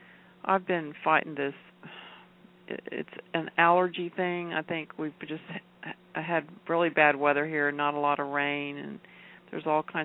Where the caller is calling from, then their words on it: Houston, Texas, United States; Houston, Texas.